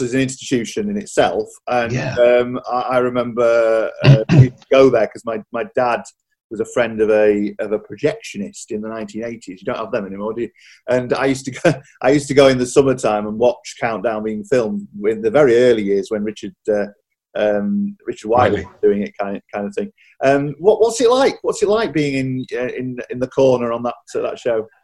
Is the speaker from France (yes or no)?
no; Yorkshire and the Humber, United Kingdom; I grew up in Yorkshire